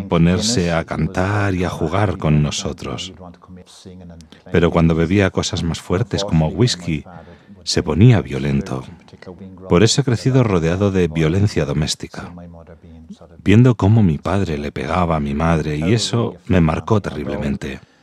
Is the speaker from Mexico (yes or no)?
no; Dublin, Leinster, Ireland; moved away; Nací y me crié en Dublín